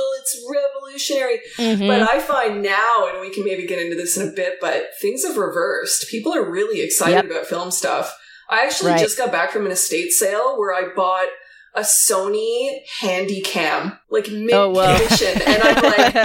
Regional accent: Canada; also born or lived in Toronto area, Ontario; now in Calgary, Canada; I am a Canadian photographer.

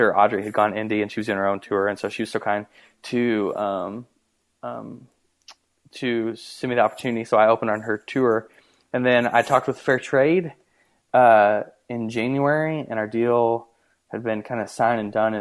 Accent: Punxsutawney, Pennsylvania, United States; growing up in Punxsutawney, it was awesome

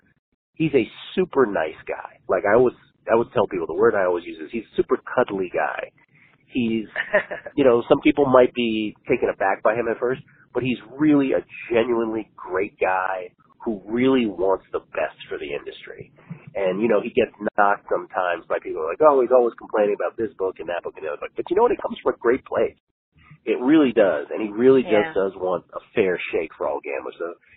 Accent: Washington, District of Columbia, United States; also born or lived in San Francisco; Washington, D.C.

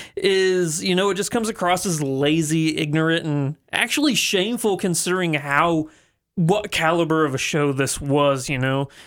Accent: the Ozarks, United States; people I grew up with in the Ozarks

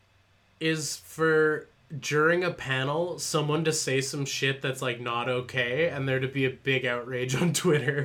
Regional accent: Canada; being Canadian

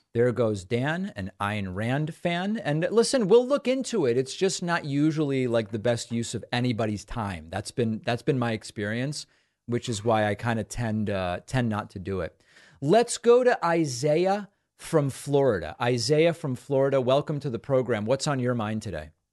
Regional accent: Argentina; now in United States; I was born in Argentina.

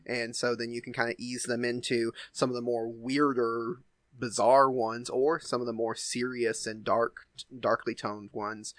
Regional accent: the South, Southern United States, United States; accent: Southern; I don't think I have a super strong Southern accent, but every once in a while, certain words, you know, will come through

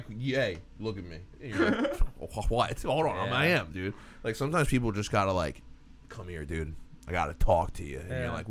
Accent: New Jersey, United States; I'm from Jersey

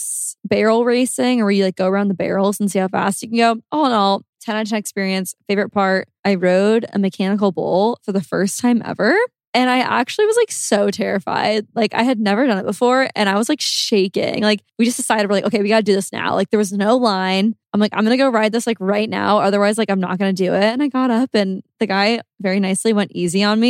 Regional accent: Nebraska, United States; I grew up in Nebraska, I didn't really go to any rodeos

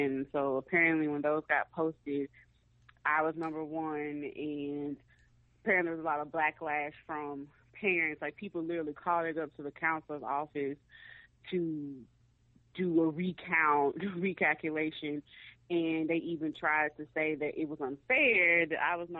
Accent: Mississippi, United States; going black and growing up in Mississippi, like, I mean, I knew that racism exists

